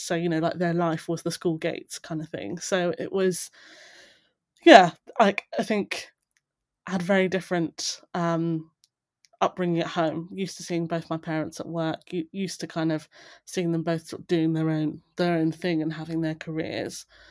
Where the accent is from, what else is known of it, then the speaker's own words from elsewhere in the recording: Buckinghamshire, South East England, United Kingdom; also born or lived in Darlington; now in London, United Kingdom; I grew up in the Buckinghamshire countryside, so very rural